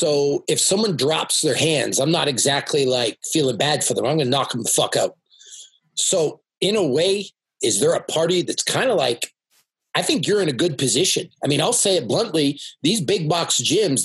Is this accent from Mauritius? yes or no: no; Canada; I come from Canada